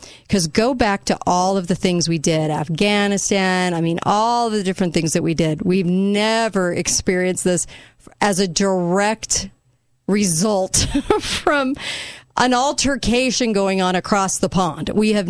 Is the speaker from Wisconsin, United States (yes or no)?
no; California, United States; moved away; In California. I know. I hate telling people that because they think I'm this Californian that has moved to my state.